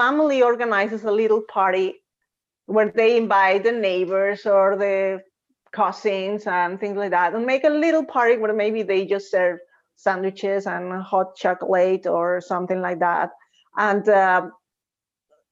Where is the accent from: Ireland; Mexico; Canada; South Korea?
Mexico; Puebla; moved away as an adult; now in Denmark; I am from Puebla, that is just next to Mexico City